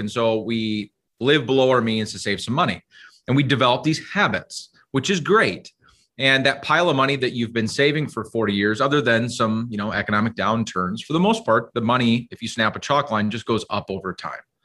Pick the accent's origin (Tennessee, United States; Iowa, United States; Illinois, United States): Iowa, United States; now in Minnesota, United States; I grew up in Iowa